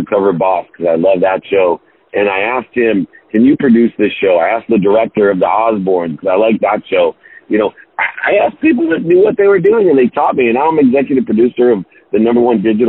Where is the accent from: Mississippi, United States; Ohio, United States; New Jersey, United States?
Ohio, United States; Akron; moved away; I grew up in Akron, Ohio, a single mom, not connected